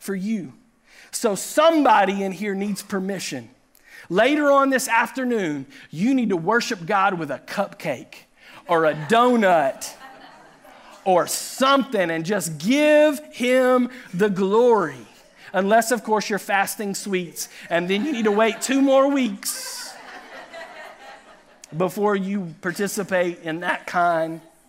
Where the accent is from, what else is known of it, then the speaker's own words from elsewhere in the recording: Chattanooga, Tennessee, United States; he pastored the church that Pastor Ryan and I grew up in Chattanooga, Tennessee